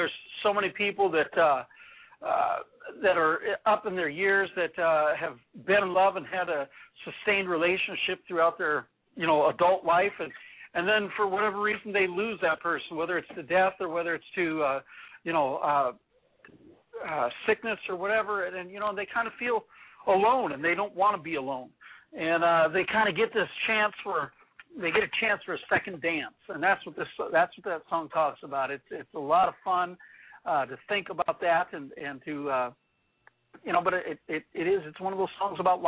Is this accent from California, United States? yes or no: yes; Orange County, California, United States; now in Alaska, United States; I grew up in Orange County, California.